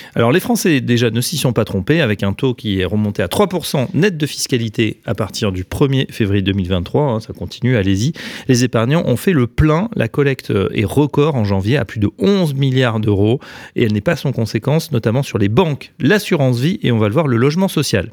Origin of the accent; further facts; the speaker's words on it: Paris, Île-de-France, France; en tant que Parisien